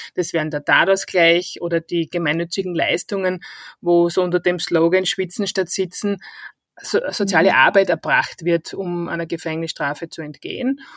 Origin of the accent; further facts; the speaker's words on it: Styria, Austria; accent: Styrian dialect; moved away as an adult; now in Vienna, Austria; An meinem Dialekt hört man, ich komme eigentlich ursprünglich aus der Steiermark